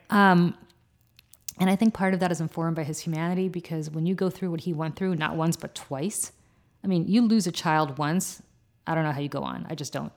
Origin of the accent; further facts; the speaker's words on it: New Jersey, United States; I'm from New Jersey